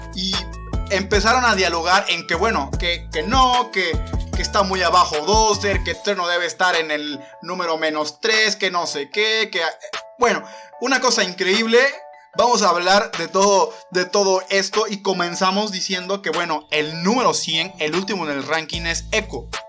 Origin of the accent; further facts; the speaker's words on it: Mexico; soy de los pocos mexicanos